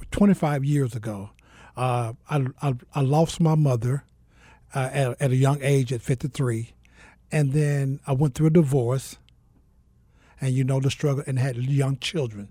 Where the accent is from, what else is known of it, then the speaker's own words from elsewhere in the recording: Mississippi, United States; also born or lived in Georgia; now in Phoenix, United States; I'm originally from Mississippi